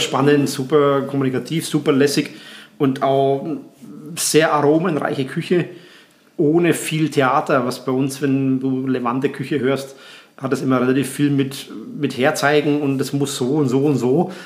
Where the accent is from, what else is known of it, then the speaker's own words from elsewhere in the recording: Graz, Styria, Austria; bei uns in Graz